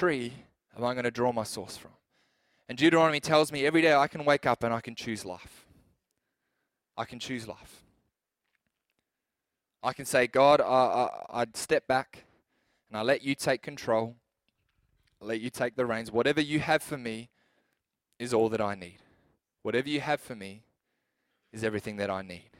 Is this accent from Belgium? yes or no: no; New Zealand; also born or lived in Adelaide, Australia; now in Clare Valley, Australia; I'm a New Zealand citizen. I'm from New Zealand